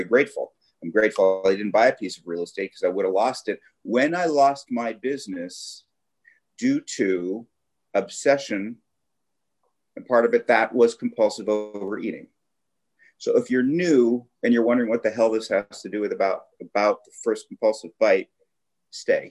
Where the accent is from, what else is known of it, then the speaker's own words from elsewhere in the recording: Los Angeles, California, United States; I grew up in the Valley, in the San Fernando Valley